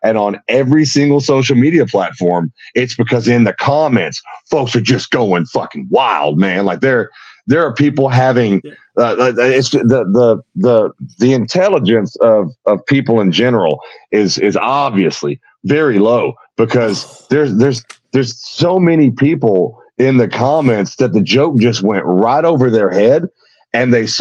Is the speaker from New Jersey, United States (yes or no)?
no; Houston, Texas, United States; now in Sherman, United States; I was born up here in Sherman, which is north of Dallas, real redneck area up here. But I was raised in and around Houston, Texas